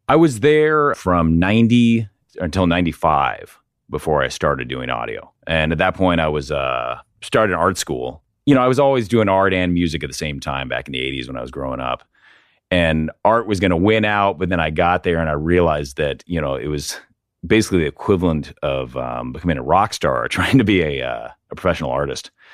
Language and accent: English; Portland, Oregon, United States; also born or lived in California; I'm from Portland, right? I, you know, I grew up here in Portland